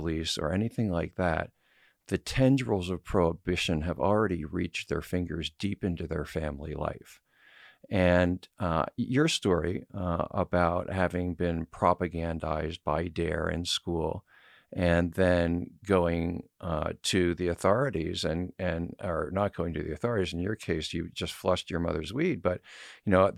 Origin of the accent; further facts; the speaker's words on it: Washington, District of Columbia, United States; I grew up in Washington, D.C.